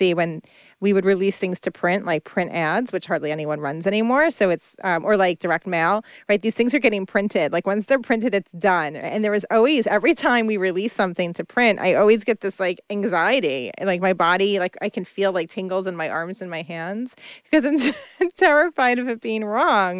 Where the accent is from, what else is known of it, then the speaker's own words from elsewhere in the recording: New York area, United States; I grew up in the New York area